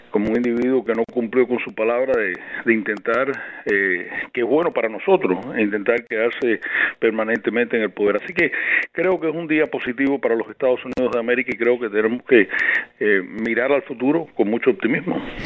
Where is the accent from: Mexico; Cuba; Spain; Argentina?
Cuba; now in United States; Para mí como cubano